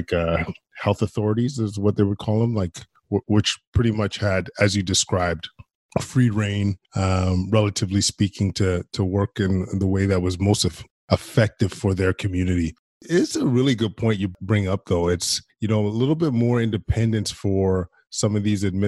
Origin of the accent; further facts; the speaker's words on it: Alberta, Canada; moved away as an adult; I'm originally from Alberta